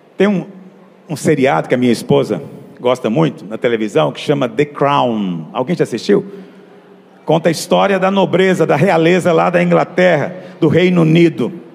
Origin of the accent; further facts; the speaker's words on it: Brazil; nós vivemos no Brasil. Eu sei que você pensa que eu sou brasileiro. Não, eu estou morando aqui. O meu velho homem era brasileiro